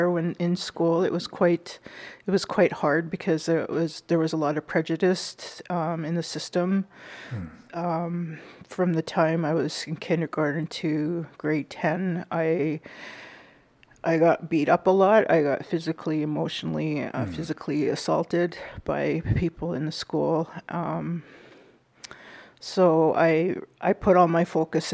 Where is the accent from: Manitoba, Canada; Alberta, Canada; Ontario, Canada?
Manitoba, Canada; Winnipeg; I am from Winnipeg, Manitoba. I was born and raised there